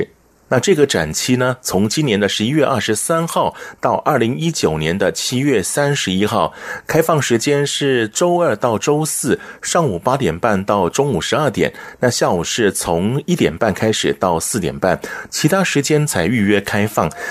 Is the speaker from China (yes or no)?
no; Taiwan; 所以还是要请各位来到台湾的时候呢，包含我们台湾人也是一样啊，回到台湾要特别注意一下。